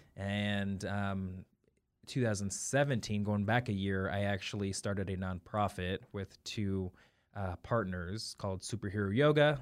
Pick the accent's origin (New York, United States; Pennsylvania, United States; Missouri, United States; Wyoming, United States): Missouri, United States; St. Joseph; also born or lived in Kansas City; Kansas City born, um, raised in Saint Joe, Missouri